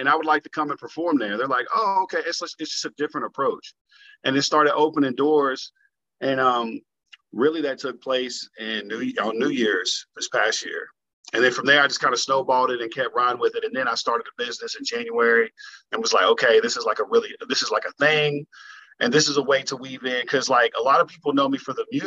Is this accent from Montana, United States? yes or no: no; Kentucky, United States; also born or lived in Florida; I'm Kentucky-based right now. I'm born and raised here.